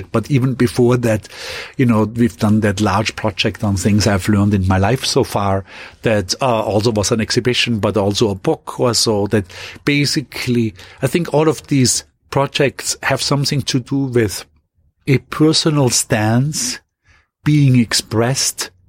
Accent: Austria; ultimately going quickly back to my hometown in Austria and then go, going moving onwards to France.

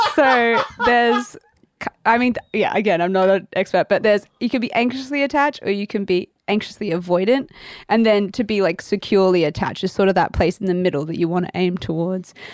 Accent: Australia; accent: Australian; moved away

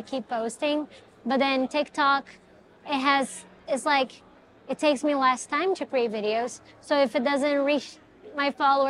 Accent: Brazil; now in Los Angeles, United States; I'm from Brazil, right?

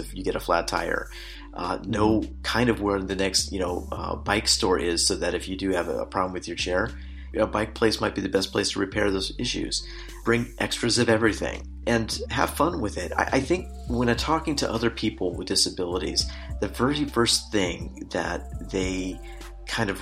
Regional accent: United States; moved away as an adult; now in Czech Republic; I'm an American through and through.

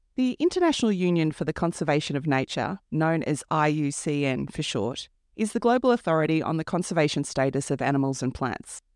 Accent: Melbourne, Victoria, Australia; moved away; I was born on Wurundjeri country in an eastern suburb of Melbourne

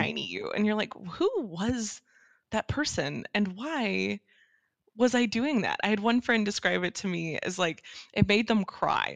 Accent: Dallas, Texas, United States; moved away as an adult; that's where I grew up in the suburbs of uh, Dallas Fort Worth

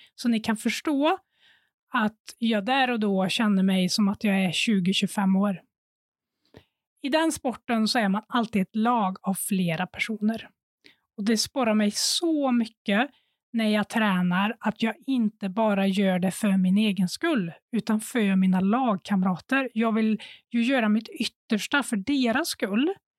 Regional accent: Sunne, Värmland, Sweden; moved away; Jag var hemma i Värmland, i Sunne, och hade pluggat

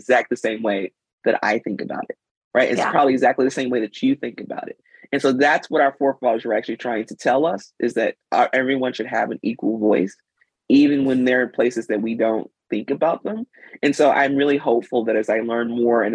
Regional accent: Mississippi, United States; moved away; when I was growing up in Mississippi

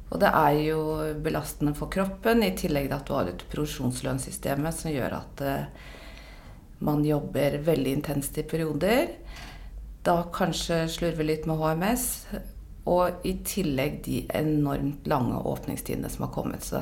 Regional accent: Oslo, Norway; Jeg er fra Oslo, bor i Oslo. 54 år.

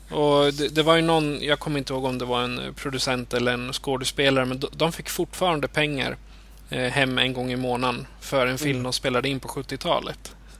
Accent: Eskilstuna, Södermanland, Sweden; jag är född och uppvuxen i Eskilstuna

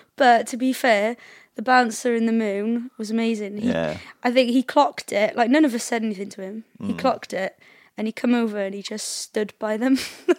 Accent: Cardiff, Wales, United Kingdom; I was brought up in Cardiff, so like I was brought up in the same way as all the people in Cardiff are, I guess.

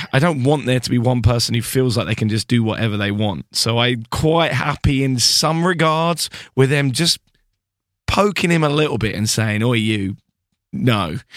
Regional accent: United Kingdom; being a British person

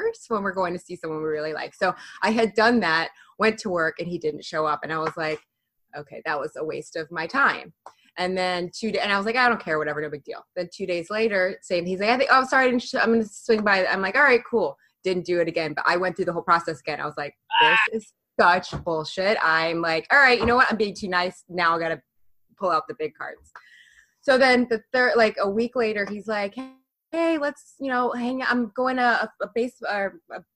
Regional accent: Florida, United States; now in New York, United States; I'm from Florida, but I live in New York

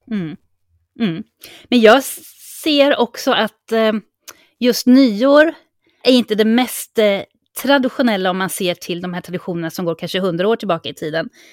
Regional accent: Sweden; now in Mallorca, Spain; som svensk

